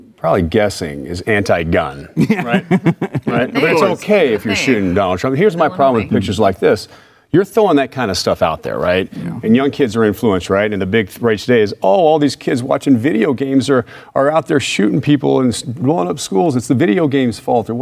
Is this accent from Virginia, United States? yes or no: no; White Settlement, Texas, United States; I grew up down the street here in Fort Worth, Texas, in a little town area called White Settlement